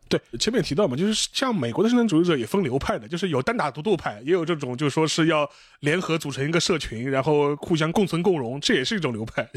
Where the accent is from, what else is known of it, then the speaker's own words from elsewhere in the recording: China; 我们中国人